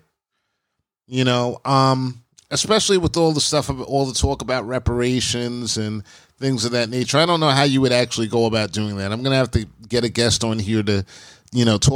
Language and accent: English; United States; I'm proud to be African-American, I'm proud of my family and my history and my past, I'm an American. You know, we're Americans first